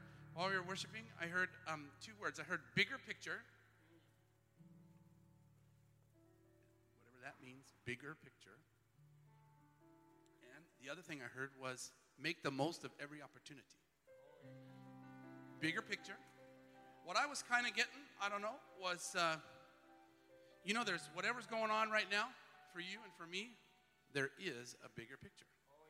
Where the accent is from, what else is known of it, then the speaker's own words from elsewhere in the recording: Twin Falls, Idaho, United States; Where I grew up in Twin Falls, Idaho, we had auctioneers and all.